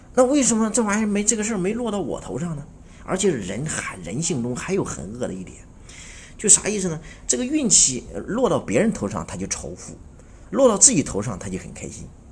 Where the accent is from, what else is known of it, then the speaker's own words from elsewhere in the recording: Anhui, China; 作为安徽人，